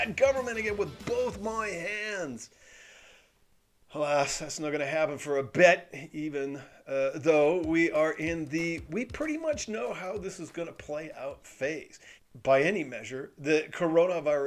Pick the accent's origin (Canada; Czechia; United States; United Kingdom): Canada; I'm Canadian